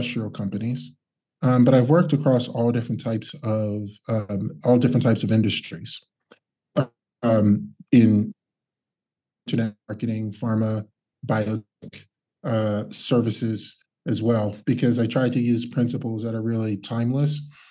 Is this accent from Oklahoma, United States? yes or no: no; Cincinnati, Ohio, United States; moved away as an adult; also born or lived in New Jersey / Lyon, France; now in Switzerland; I'm originally from the United States, grew up in Ohio, which is middle of the US, Midwest on the outskirts of a city called Cincinnati